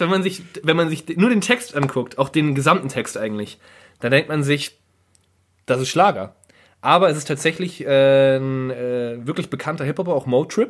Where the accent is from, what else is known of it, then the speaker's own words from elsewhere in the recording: Germany; als guter Deutscher